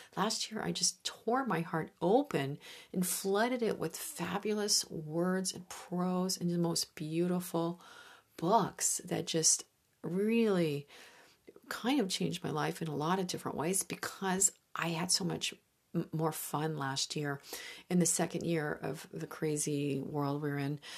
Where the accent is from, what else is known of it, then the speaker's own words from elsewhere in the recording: Midwest, United States; moved away; I grew up with some spectacular lakes in the Midwest